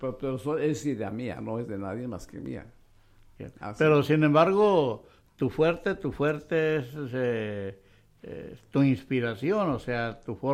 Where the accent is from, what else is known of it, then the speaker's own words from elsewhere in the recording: Tijuana, Baja California, Mexico; Porque somos hijos de Tijuana.